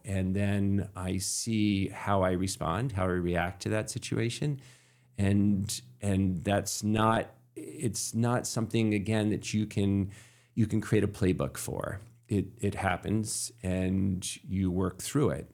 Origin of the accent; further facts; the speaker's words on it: Camden, Maine, United States; I grew up in Camden and Midcoast